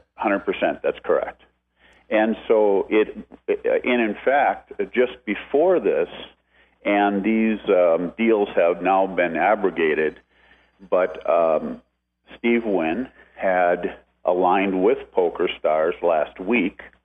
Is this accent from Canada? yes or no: yes; Canada; now in Las Vegas, United States; I'm Canadian